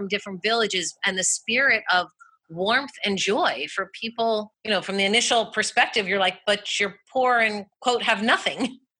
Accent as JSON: {"language": "English", "country": "United States", "said": "as an American."}